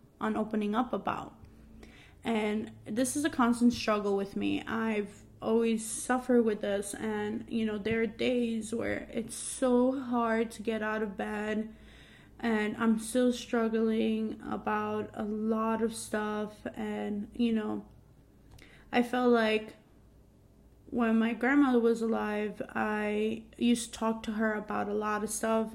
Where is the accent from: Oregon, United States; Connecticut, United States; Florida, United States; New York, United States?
New York, United States; New York City; I grew up in Queens, New York